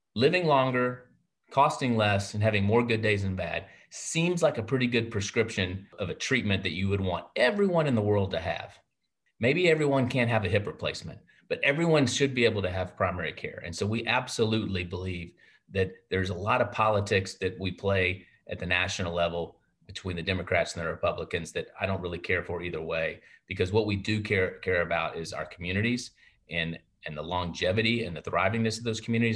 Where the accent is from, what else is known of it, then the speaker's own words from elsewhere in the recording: Hillsboro, Texas, United States; I was born in Hillsboro, Texas, and there's only three doctors there